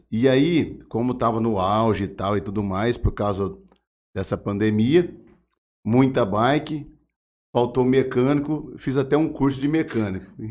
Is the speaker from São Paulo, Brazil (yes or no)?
yes; Jales, São Paulo, Brazil; eu sou nascido e criado em Jales, né?